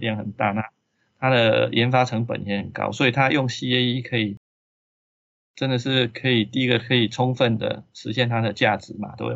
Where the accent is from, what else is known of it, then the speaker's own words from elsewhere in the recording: Taiwan; 我们台湾这边